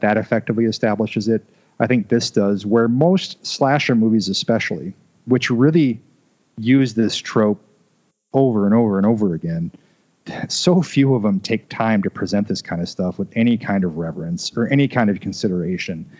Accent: Iowa, United States; I'm from Iowa. I still live in Iowa

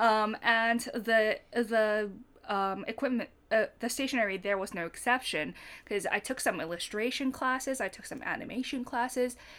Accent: Fukuoka, Japan; moved away as an adult; I grew up in Fukuoka

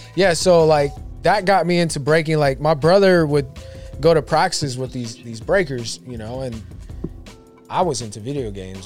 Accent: Sacramento, California, United States; I grew up in Oak Park, which is like the hood of Sacramento, hood. right? South Sacramento

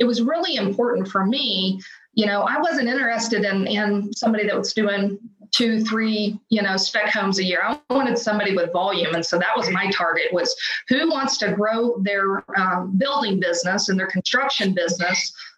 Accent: Oklahoma, United States; moved away; I'm a transplant from Oklahoma, so my sphere was zero.

